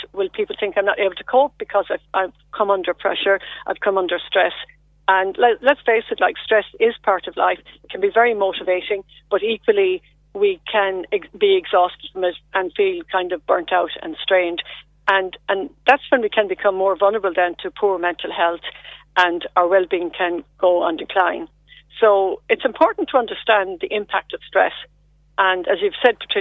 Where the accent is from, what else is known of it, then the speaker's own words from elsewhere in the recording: Lismore, Munster, Ireland; moved away as an adult; also born or lived in Cork; now in Westmeath, Ireland; I'm formerly from Lismore in County Waterford